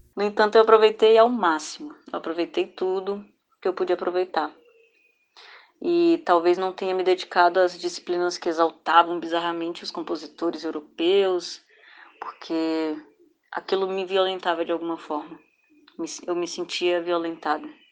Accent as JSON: {"language": "Portuguese", "region": "Federal District", "country": "Brazil", "tie": "born or raised there", "said": "Eu sou filha de piauienses, nasci e cresci no Distrito Federal"}